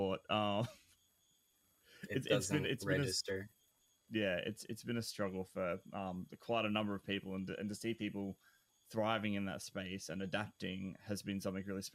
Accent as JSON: {"language": "English", "country": "Australia", "said": "I'm Australian."}